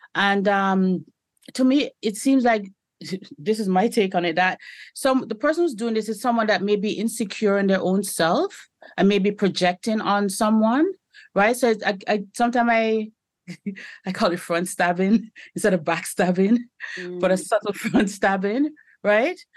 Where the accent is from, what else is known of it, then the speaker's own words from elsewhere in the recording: Canada; I identify as a Jamaican Canadian